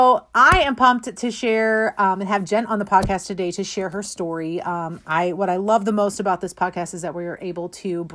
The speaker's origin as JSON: {"language": "English", "town": "St. Louis", "region": "Missouri", "country": "United States", "tie": "born or raised there", "said": "we grew up here in St. Louis, and I'm still here"}